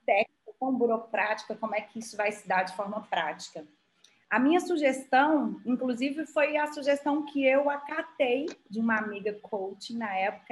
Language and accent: Portuguese; Montes Claros, Minas Gerais, Brazil; moved away as an adult; also born or lived in Belo Horizonte; saí de Montes Claros, estudei em Belo Horizonte